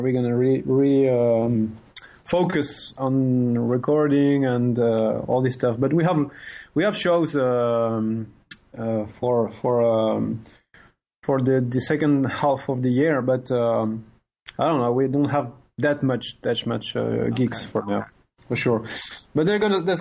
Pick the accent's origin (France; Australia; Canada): France; near Mulhouse, Grand Est; first language French; English is a second language; we are from a very little city in France.